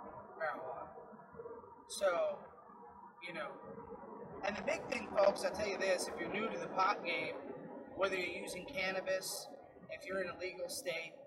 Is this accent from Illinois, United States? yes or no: yes; Illinois, United States; now in Florida, United States; I grew up in Illinois